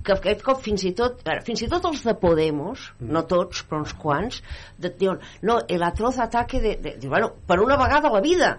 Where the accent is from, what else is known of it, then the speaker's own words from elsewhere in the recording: Catalonia, Spain; also born or lived in Madrid / Vallès / Sants; jo com a catalana a Madrid